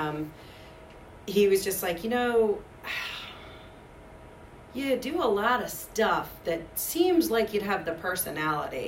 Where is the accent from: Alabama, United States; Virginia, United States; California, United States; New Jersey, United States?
Virginia, United States; Ashland; I grew up in not a metropolis. It was actually the town of Ashland